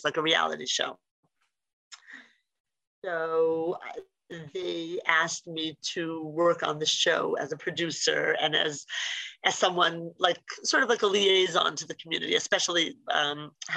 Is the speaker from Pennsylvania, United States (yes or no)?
yes; Philadelphia, Pennsylvania, United States; growing up in Philly, we have Indian next door neighbors